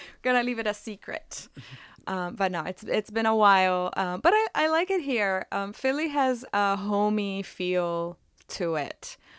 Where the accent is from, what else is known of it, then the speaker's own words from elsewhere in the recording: Italy; moved away as an adult; also born or lived in Philadelphia area; now in Philadelphia, United States; I am originally from Italy. I, uh, have been in the Philadelphia area for about thirteen years now